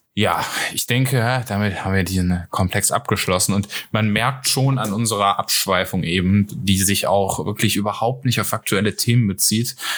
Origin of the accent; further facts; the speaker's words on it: North Rhine-Westphalia, Germany; ich bin ja aus NRW, von daher, äh, ich bin auch aus einer der am stärksten betroffenen Städte